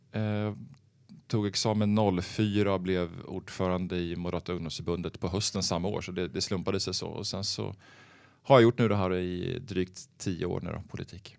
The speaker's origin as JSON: {"language": "Swedish", "town": "Örebro", "region": "Örebro County", "country": "Sweden", "tie": "born or raised there", "moved": "as an adult", "lives_now": "Stockholm, Sweden", "said": "jag är född i Stockholm, uppvuxen i eh, Örebro, eh, där jag gått i skolan"}